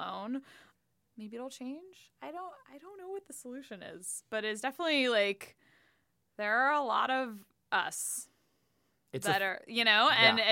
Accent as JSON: {"language": "English", "region": "California", "country": "United States", "moved": "yes", "lives_now": "Washington, D.C., United States", "said": "I think I'm from California"}